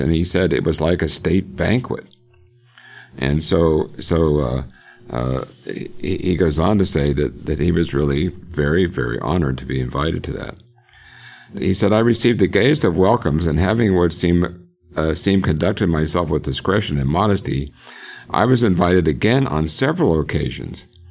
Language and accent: English; Johnstown, Pennsylvania, United States; now in Oklahoma, United States; I grew up in Pennsylvania. Born in Johnstown, love Johnstown